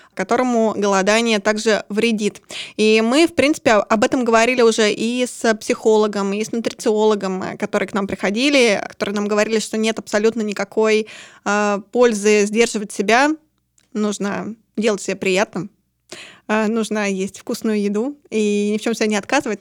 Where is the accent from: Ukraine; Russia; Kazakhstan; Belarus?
Russia; Urals; вообще-то я с Урала